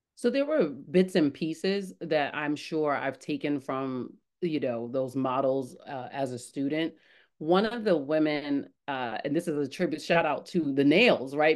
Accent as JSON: {"language": "English", "town": "New York City", "region": "New York", "country": "United States", "tie": "born or raised there", "said": "I was born in the Bronx"}